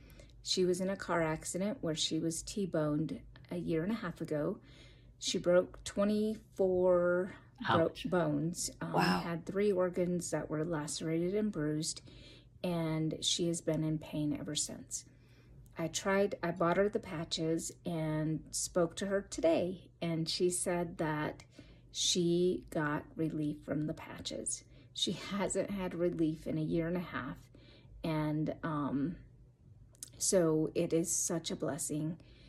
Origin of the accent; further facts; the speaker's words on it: Colorado, United States; I'm from Colorado